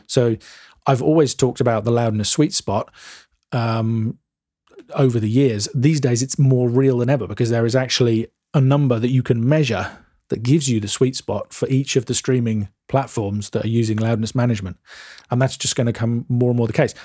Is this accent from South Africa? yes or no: no; England, United Kingdom; I'm English